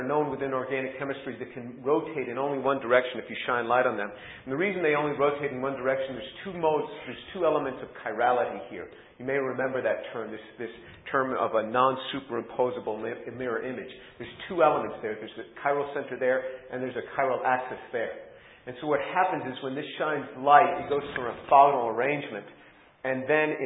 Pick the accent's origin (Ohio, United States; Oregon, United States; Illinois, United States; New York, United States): New York, United States; New York City; I was born a Jew in New York City